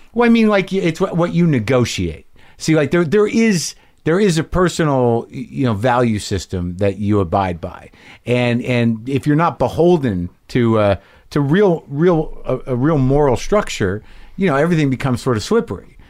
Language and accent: English; Albuquerque, New Mexico, United States; moved away; also born or lived in New Jersey; I grew up in Albuquerque